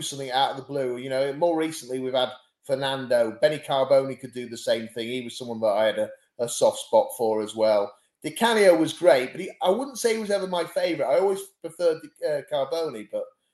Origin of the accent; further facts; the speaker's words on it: York, Yorkshire and the Humber, United Kingdom; also born or lived in Barnstaple, Devon; I was born in Barnstable, but I came up to York and I lived there, as I say, from about 7 or something like